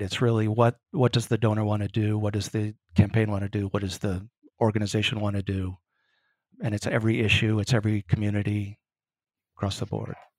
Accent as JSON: {"language": "English", "town": "Grinnell", "region": "Iowa", "country": "United States", "tie": "born or raised there", "also_born_or_lived": "St. Paul, Minnesota", "moved": "as an adult", "lives_now": "Chicago, United States", "said": "I grew up in Grinnell, Iowa."}